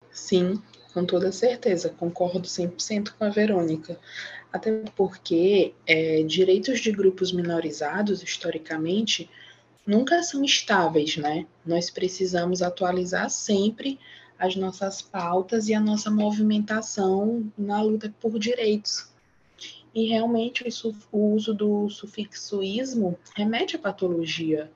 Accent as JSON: {"language": "Portuguese", "region": "Maranhão", "country": "Brazil", "said": "Sou aqui do Maranhão"}